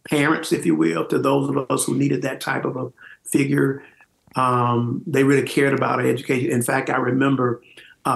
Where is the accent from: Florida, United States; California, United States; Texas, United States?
Florida, United States; Tallahassee; I'm from Tallahassee. So I was born and raised right there in the city